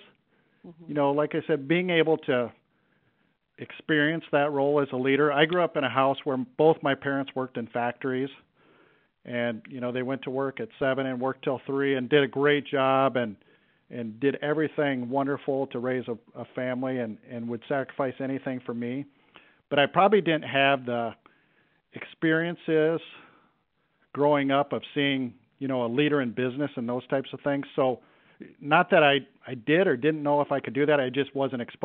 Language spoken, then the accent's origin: English; Cedar Rapids, Iowa, United States; I knew I wanted to get back to my hometown